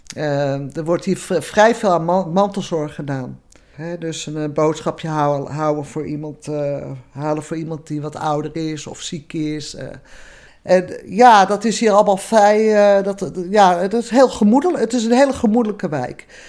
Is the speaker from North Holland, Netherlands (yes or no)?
yes; Amsterdam, North Holland, Netherlands; moved away; Ras Amsterdammer